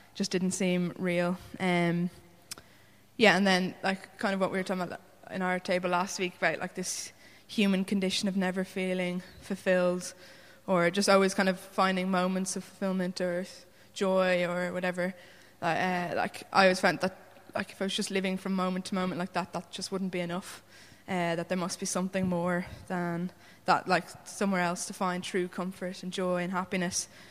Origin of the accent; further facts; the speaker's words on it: Wicklow, County Wicklow, Ireland; I'm from Wicklow, um, where I grew up in a Christian family of six.